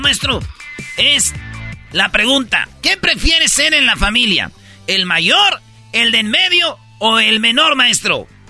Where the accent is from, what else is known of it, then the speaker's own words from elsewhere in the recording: Michoacán, Mexico; luego nací yo, en filita, güey, todos, cinco, somos de Michoacán